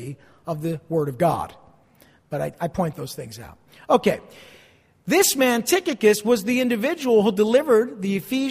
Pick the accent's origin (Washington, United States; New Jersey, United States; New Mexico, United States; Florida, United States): New Jersey, United States; East Rutherford; also born or lived in Passaic, New Jersey; I was born in Passaic, in Beth Israel Hospital before it was knocked down. I grew up across the river in East Rutherford.